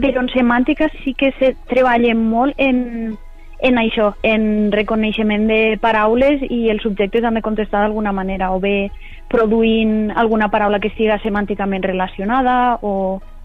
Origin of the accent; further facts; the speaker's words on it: Castelló de la Plana, Valencian Community, Spain; moved away as an adult; now in York, United Kingdom; Jo soc nascuda a Castelló de la Plana i he viscut tota, tota la vida allí